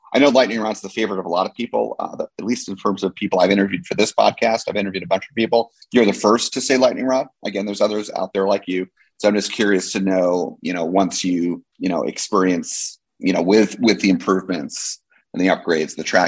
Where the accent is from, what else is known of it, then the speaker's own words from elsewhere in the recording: New Jersey, United States; Six Flags Great Adventure was my home park growing up because I grew up in New Jersey.